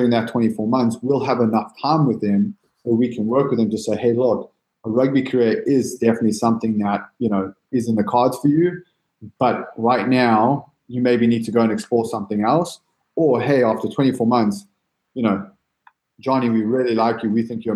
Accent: San Diego, California, United States; I'm an American, love America, love San Diego

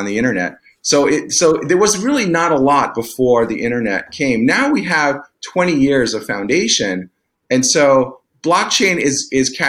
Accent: East Coast, United States; moved away; I grew up in the East Coast

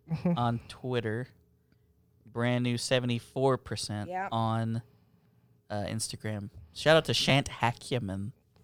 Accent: the Bible Belt, United States; growing up in the Bible Belt

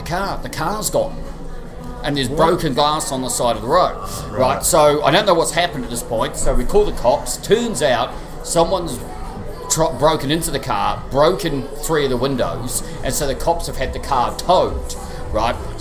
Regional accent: New Zealand; moved away; as a New Zealander

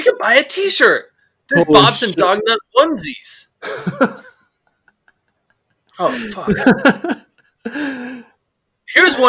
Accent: Charlotte, North Carolina, United States; So we're from North Carolina, and my wife's family is from South Carolina.

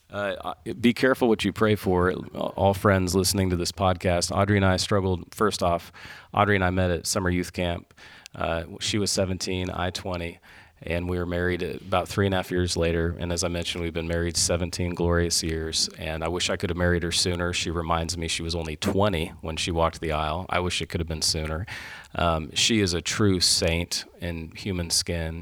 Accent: Midwest, United States; as a Midwesterner

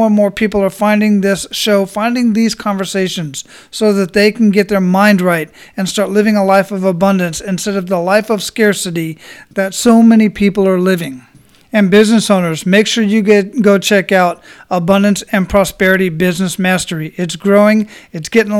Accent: Phoenix, Arizona, United States; now in Florida, United States; I grew up in Phoenix, Arizona

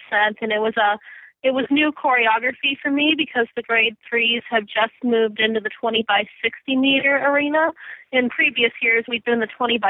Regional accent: Wayzata, Minnesota, United States; moved away as an adult; now in Ann Arbor, United States; my area where I grew up in Minnesota

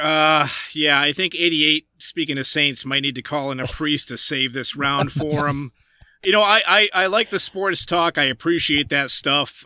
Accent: Massachusetts, United States; growing up in Massachusetts, them being local boys

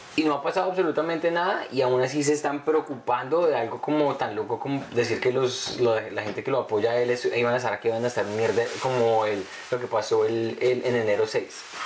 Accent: Colombia; moved away; ser niño antes, sobre todo en Colombia

